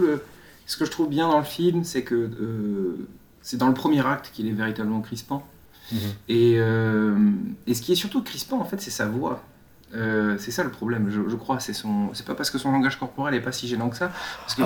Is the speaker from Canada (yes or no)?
no; France; en tant que Français